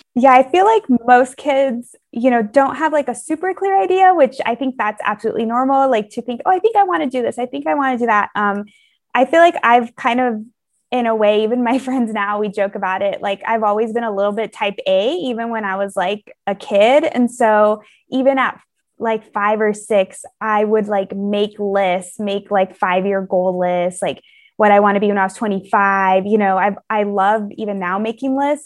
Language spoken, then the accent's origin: English; California, United States; also born or lived in Missouri; I'm from California